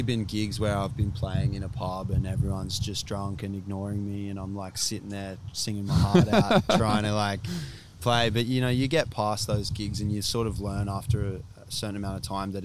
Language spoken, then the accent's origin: English; Sydney, New South Wales, Australia; also born or lived in Anglesea/Angowrie area / Gold Coast, Queensland / Bondi, Sydney; I moved from Sydney up to here, up to Angowrie